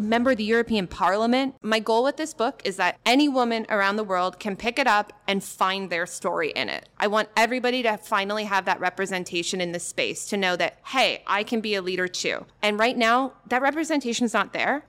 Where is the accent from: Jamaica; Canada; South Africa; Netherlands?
Canada; moved away; I'm Canadian